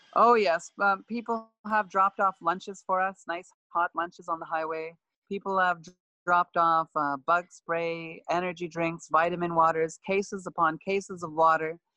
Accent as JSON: {"language": "English", "town": "Buffalo Narrows", "region": "Saskatchewan", "country": "Canada", "tie": "born or raised there", "said": "my hometown of Buffalo Narrows"}